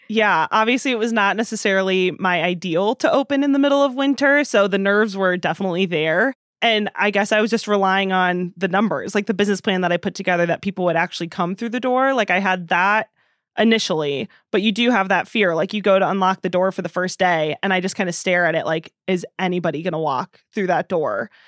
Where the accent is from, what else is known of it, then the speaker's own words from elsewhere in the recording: Princeton, Illinois, United States; moved away as an adult; also born or lived in Nashville; now in Madison, United States; Princeton, the town that I went to high school